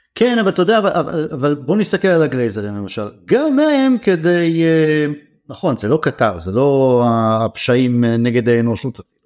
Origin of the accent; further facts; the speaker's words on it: Israel; אנחנו ישראלים